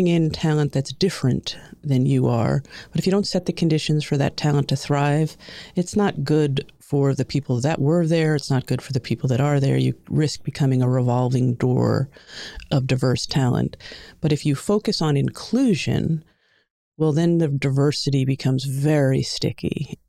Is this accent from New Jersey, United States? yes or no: no; Long Island, New York, United States; accent: New York; I grew up in New York, in Long Island. The accent probably won't come out except for if you hear a couple of different words, but for the most part, the accent just disappeared.